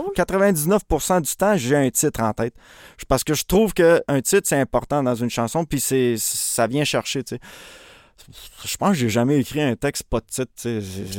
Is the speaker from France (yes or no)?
no; Montreal, Quebec, Canada; je suis né à Montréal. Euh, j'ai un frère jumeau. Je suis né dans le quartier à Montréal-Saint-Michel